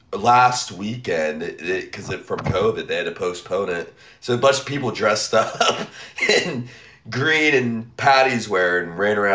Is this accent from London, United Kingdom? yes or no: no; Scotland, United Kingdom; moved away; I said no, I'm Scottish.